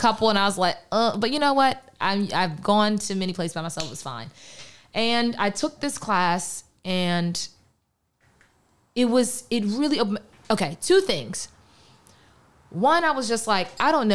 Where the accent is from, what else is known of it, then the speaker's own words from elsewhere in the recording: Pittsburgh, Pennsylvania, United States; also born or lived in Philadelphia; I am from Pittsburgh, Pennsylvania, the great 412, the city of bridges, the black and yellow